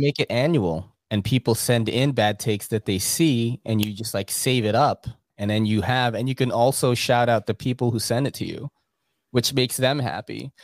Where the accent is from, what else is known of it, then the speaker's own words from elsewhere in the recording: New York City, New York, United States; as a New Yorker